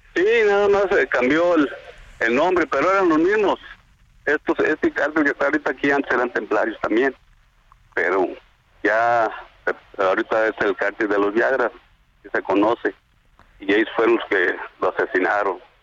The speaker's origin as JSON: {"language": "Spanish", "town": "La Ruana", "region": "Michoacán", "country": "Mexico", "said": "de aquí, de mi pueblo, de La Ruana"}